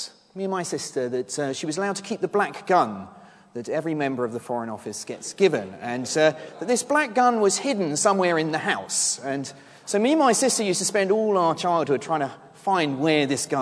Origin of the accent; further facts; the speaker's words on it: Henley-on-Thames, South East England, United Kingdom; I grew up in Henley-on-Thames, here in Oxfordshire